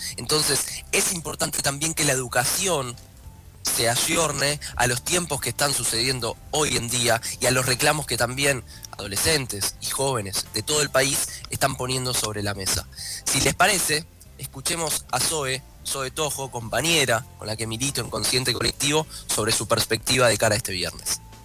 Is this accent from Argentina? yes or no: yes; Argentina